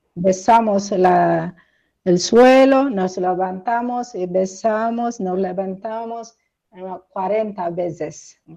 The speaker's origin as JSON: {"language": "Spanish", "country": "Eritrea", "tie": "born or raised there", "moved": "as an adult", "said": "mi pueblo, mi parroquia, donde nací, me bautizaron, crecí"}